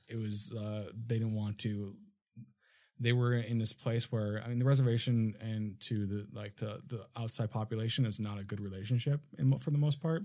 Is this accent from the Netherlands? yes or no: no; Minnesota, United States; now in Los Angeles, United States; I'm from Minnesota originally